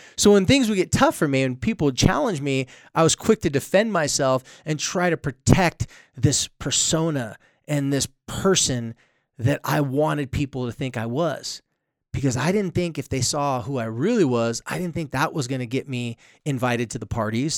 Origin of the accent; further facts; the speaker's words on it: San Diego, California, United States; moved away as an adult; now in Utah, United States; I'm from San Diego